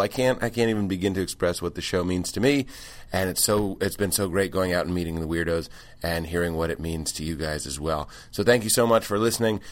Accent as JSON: {"language": "English", "region": "East Coast", "country": "United States", "moved": "yes", "said": "I'm from the East Coast."}